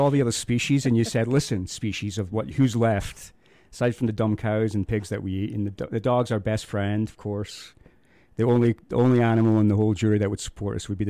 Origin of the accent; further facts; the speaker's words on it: Scotland, United Kingdom; now in Moab, United States; I'm a Scotsman.